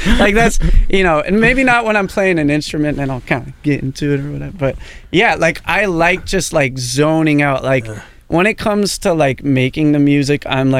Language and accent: English; Portland, Oregon, United States; growing up in Portland